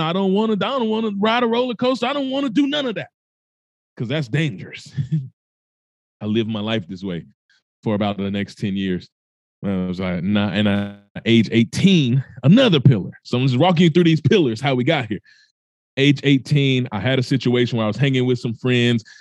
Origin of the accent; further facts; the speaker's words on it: Mississippi, United States; I told you I was born in Mississippi. If you don't know much about that, it's the poorest state in the United States of America. So, I grew up no stranger to poverty.